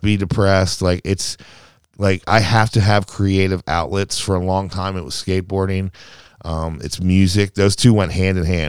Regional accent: Baltimore, Maryland, United States; also born or lived in San Diego; I'm a city guy. I was raised in Baltimore City

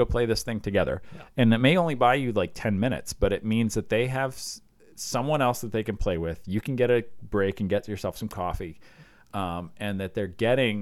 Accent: Iowa, United States; We had tornado drills when I was a kid growing up in Iowa

